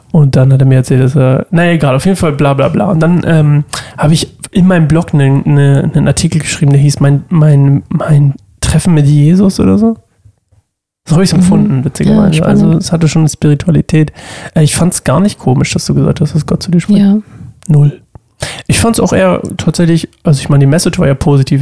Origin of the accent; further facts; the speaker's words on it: Oldenstadt, Germany; in Oldenstadt gegangen, wo ich herkomme